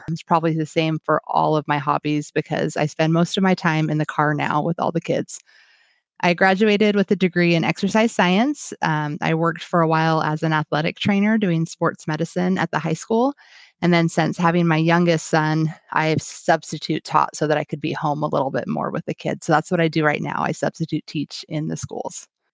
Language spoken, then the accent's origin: English; Washington, United States; I am from Washington State. and I live about twenty-five miles south of Seattle